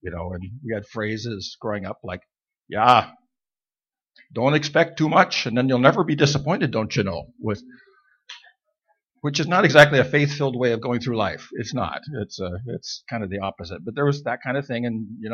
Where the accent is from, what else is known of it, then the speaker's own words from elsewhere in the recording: Idaho, United States; I was born and raised in Idaho in the mountains